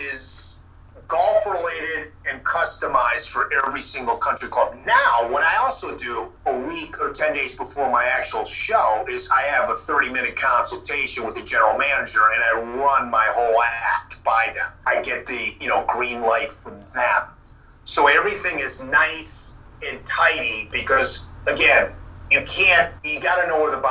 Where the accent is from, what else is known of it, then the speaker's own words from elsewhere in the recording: Evanston, Illinois, United States; now in Santa Monica, United States; I grew up in Illinois. I grew up in Evanston, Illinois.